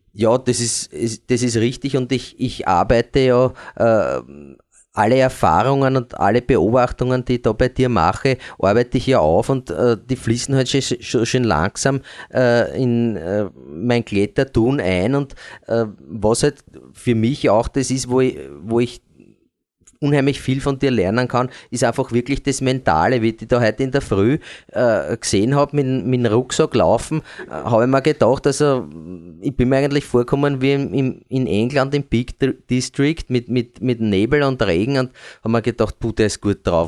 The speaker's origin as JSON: {"language": "German", "region": "Eastern Austria", "country": "Austria", "said": "bei uns in Ostösterreich"}